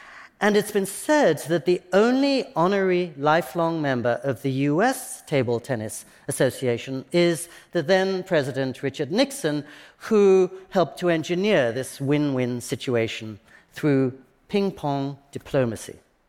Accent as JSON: {"language": "English", "region": "England", "country": "United Kingdom", "tie": "born or raised there", "lives_now": "Japan", "said": "And I always remember that as a boy growing up in England, I was taught that the point of a game was to win. But in Japan, I'm encouraged to believe"}